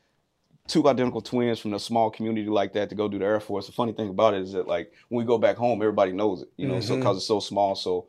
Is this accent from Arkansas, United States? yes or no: yes; Arkansas, United States; moved away as an adult; now in Oklahoma, United States; I'm originally from Wichita County, Arkansas